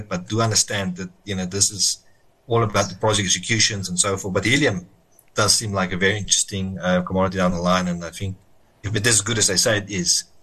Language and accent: English; South Africa; I think the problem for me as a South African investor is how much are we going to be diluted